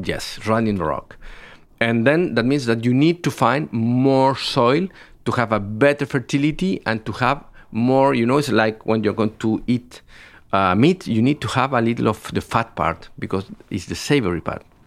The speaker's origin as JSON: {"language": "English", "region": "Biobío", "country": "Chile", "tie": "born or raised there", "said": "I am from the south of Chile. I was born in Biobío."}